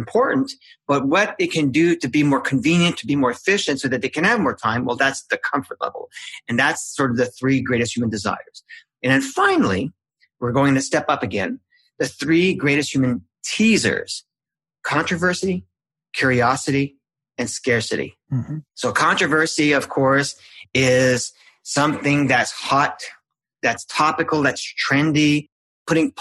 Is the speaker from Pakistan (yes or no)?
no; Canada; I'm Canadian